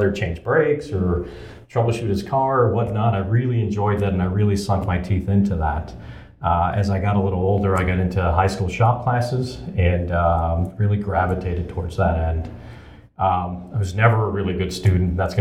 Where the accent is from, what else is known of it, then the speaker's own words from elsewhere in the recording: Chicago, Illinois, United States; moved away as an adult; I grew up in Chicago. Chicago is home. I grew up in the East Pilsen neighborhood in the 70s and 80s.